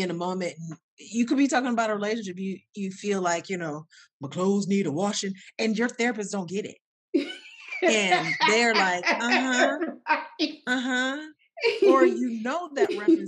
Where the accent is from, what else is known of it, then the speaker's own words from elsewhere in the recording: Ohio, United States; I'm from Ohio. I grew up in Ohio